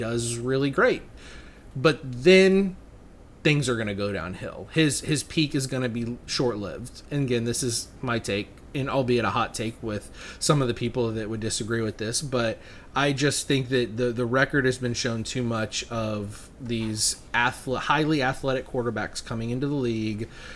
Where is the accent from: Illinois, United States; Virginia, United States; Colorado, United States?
Virginia, United States; I grew up in Virginia